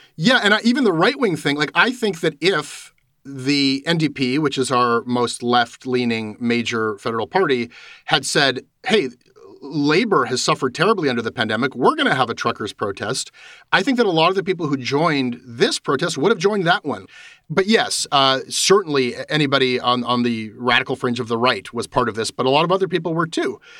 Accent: Canada; as a Canadian talking to Canadians

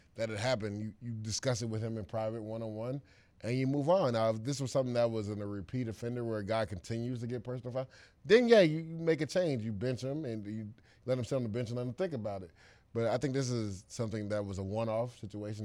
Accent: Tampa, Florida, United States; moved away as an adult; growing up in Tampa

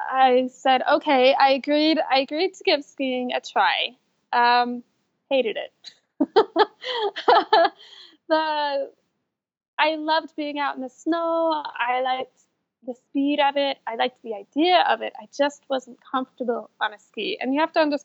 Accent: Salt Lake City, Utah, United States; I am from Salt Lake City, Utah. So born, raised, I still live here.

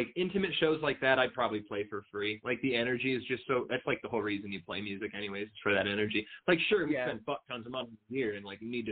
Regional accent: United States; I'm American

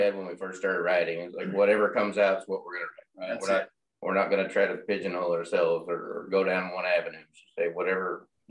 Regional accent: Oklahoma, United States; moved away as an adult; now in Memphis, United States; I'm originally from Oklahoma.

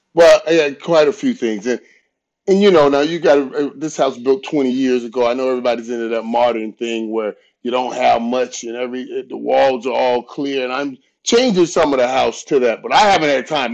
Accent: Fort Lauderdale, Florida, United States; I grew up in Fort Lauderdale. Fort Lauderdale. I'm, I'm Fort Lauderdale

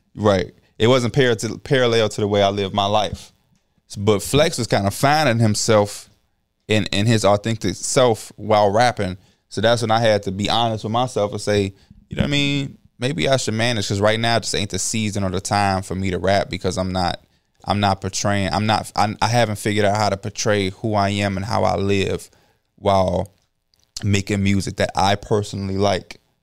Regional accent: Chicago, Illinois, United States; I'm from Chicago

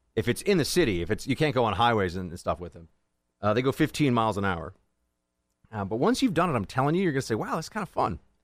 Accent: New York, United States; as a New Yorker

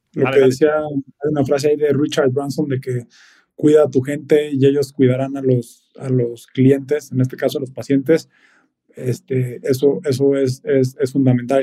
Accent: Mexico City, Mexico; nosotros como mexicanos, y sobre todo viviendo en, en, la Ciudad de México, pues naces aquí y, y, por lo general creces aquí toda la vida.

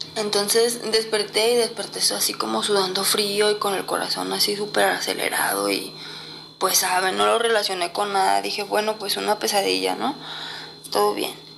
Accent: Guadalajara, Jalisco, Mexico; Yo soy de Guadalajara y nos fuimos hacia el pueblo de Tecomán, en Colima

